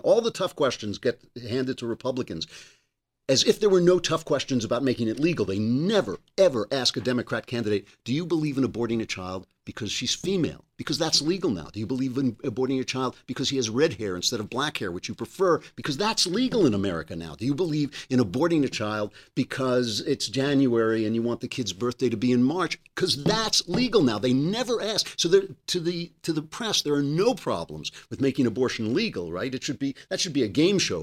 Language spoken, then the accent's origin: English; New York, United States; I'm a New Yorker